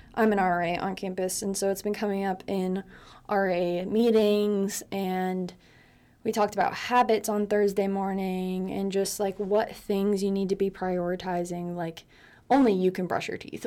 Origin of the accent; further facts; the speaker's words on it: West Coast of Florida, United States; moved away as an adult; now in California, United States; I'm actually from the West Coast of Florida. and I've lived there for eighteen years, but I did live on the east coast of Florida for six years.